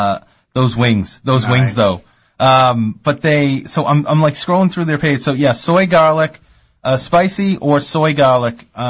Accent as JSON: {"language": "English", "town": "Woburn", "region": "Massachusetts", "country": "United States", "tie": "born or raised there", "said": "You know I'm from Woburn"}